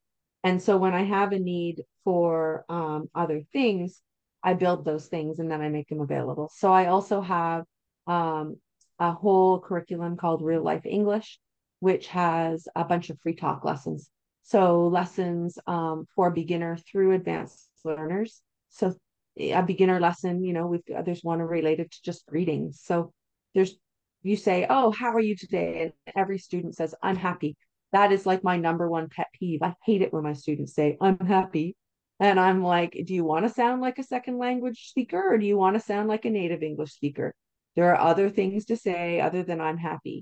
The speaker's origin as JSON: {"language": "English", "country": "Canada", "said": "I'm Canadian, so I typically use Canadian science curriculums"}